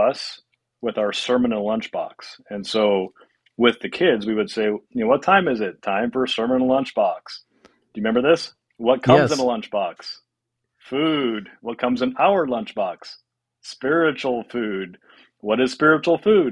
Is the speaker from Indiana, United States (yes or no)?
yes; Indiana, United States; moved away as an adult; also born or lived in Salt Lake City, Utah / Colorado; now in Wisconsin, United States; I grew up in Indiana.